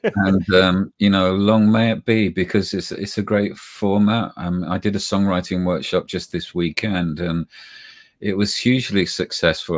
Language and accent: English; United Kingdom; accent: British; we're British, we speak with a British tongue